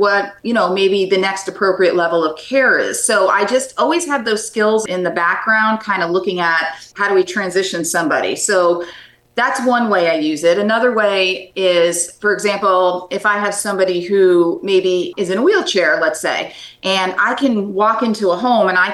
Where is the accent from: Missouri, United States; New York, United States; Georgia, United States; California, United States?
New York, United States; moved away as an adult; also born or lived in Washington, District of Columbia, United States; now in Tampa Bay, United States; originally I'm from New York, moved around the country with my husband, and last stop being DC